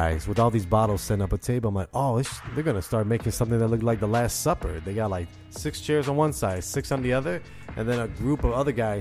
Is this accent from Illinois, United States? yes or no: yes; Chicago, Illinois, United States; now in Indiana, United States; I'm in Indiana. I'm from Chicago